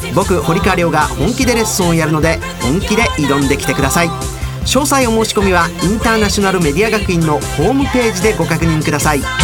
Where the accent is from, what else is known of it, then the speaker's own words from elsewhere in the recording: Osaka, Japan; accent: Osaka dialect; 僕の大阪弁